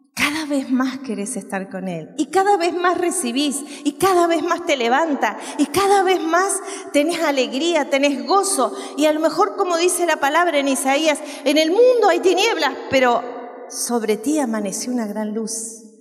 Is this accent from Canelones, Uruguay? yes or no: yes; San Ramón, Canelones, Uruguay; en mi pueblo, yo soy uruguaya y vivía en un pueblo que se llama San Ramón